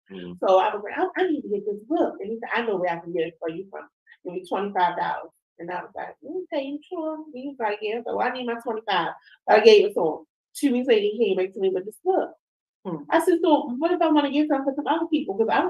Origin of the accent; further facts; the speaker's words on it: Quantico, Virginia, United States; I'm from Quantico.